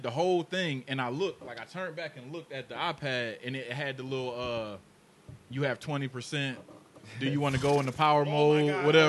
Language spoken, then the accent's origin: English; Raleigh, North Carolina, United States; also born or lived in Camden, New Jersey; From Camden, New Jersey. I came down here. I was real young. Moved to Kentwood down here in Raleigh.